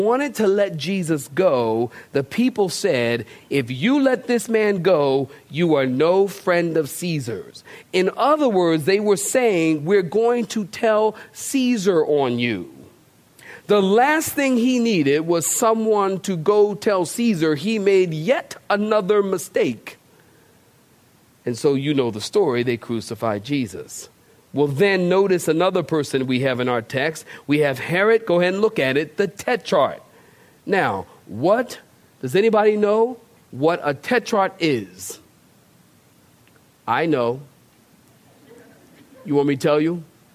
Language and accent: English; Philadelphia, Pennsylvania, United States; I'm from Philly